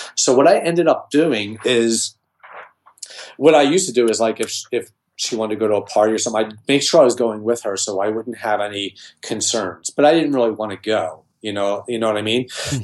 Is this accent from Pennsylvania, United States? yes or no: yes; Philadelphia, Pennsylvania, United States; I'm from Philadelphia